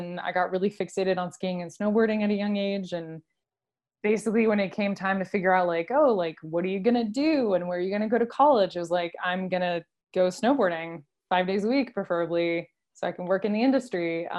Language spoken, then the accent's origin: English; France; And then also growing up in France, you have like the coast, the mountains, the countryside.